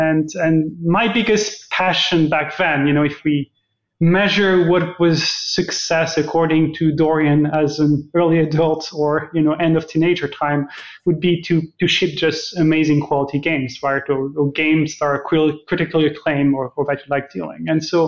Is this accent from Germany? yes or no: yes; Germany; also born or lived in Sweden / France / Hungary / Austria; now in Canada; So I'm Canadian, but originally a European. I'm born in Sweden. I've lived in many countries, actually. I spent my childhood in Germany, lived in France, lived in Hungary, in Austria, in England.